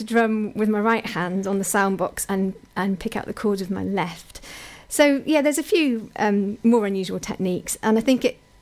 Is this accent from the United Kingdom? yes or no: yes; Pembroke, Wales, United Kingdom; my hometown of Pembroke